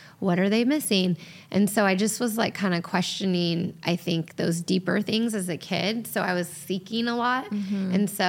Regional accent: San Diego, California, United States; now in Orange County, United States; So we moved to California for middle school and for high school. {S0} Okay. {S1} And so I grew up in San Diego for the last half of my childhood.

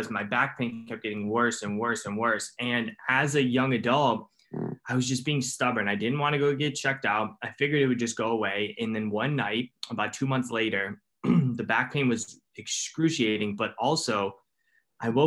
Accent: Cleveland, Ohio, United States; I'm from Cleveland, Ohio in the United States.

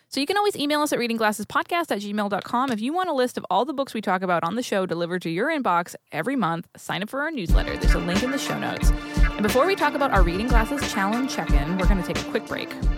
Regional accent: New England, United States; I grew up in New England

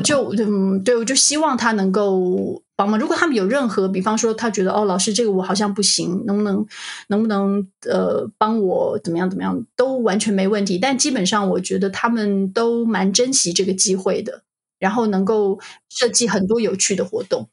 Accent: Taiwan; moved away; 我们台湾出生的老师

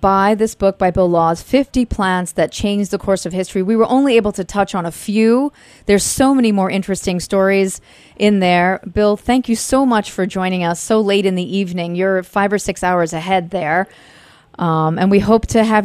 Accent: Italy; moved away; I was born in Italy, and I come from many, many generations of farmers

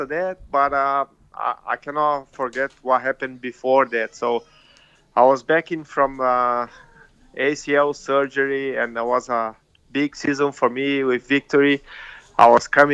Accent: Brazil; moved away as an adult; also born or lived in Melbourne, Australia; I'm back in my hometown now and living with my family

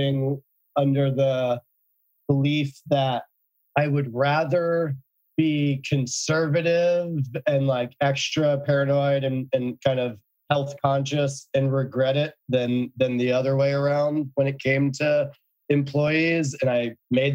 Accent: New Haven, Connecticut, United States; I grew up in New Haven, Connecticut.

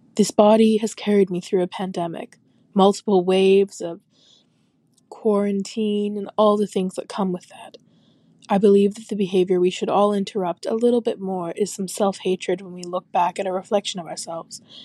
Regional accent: Manitoba, Canada; I'm from Manitoba, Canada.

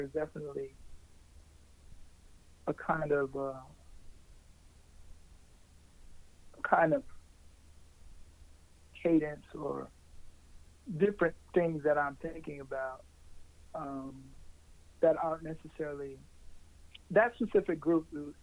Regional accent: Buffalo, New York, United States; I'm from Buffalo, New York

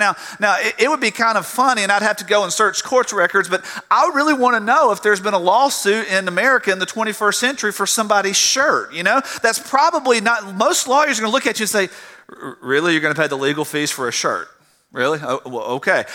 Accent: South Georgia, United States; I grew up in South Georgia

